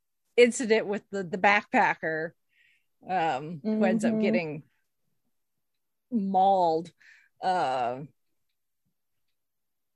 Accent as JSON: {"language": "English", "country": "United States", "said": "I'm an American"}